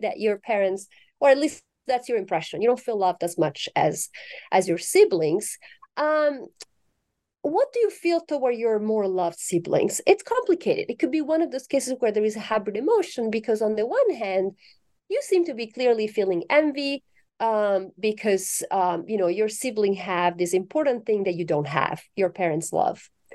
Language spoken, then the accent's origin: English; Italy; moved away; I'm originally from Italy